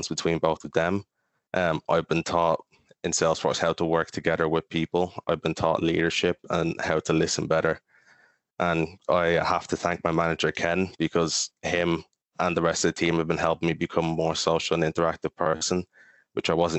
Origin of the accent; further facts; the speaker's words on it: Kill, County Kildare, Ireland; also born or lived in Maynooth; I spent some time growing up in Maynooth, but then moved to Kill for the past over 10 years ago